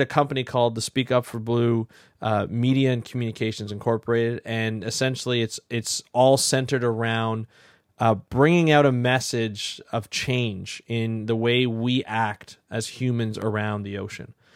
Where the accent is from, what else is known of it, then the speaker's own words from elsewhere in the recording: Ontario, Canada; where I grew up in Ontario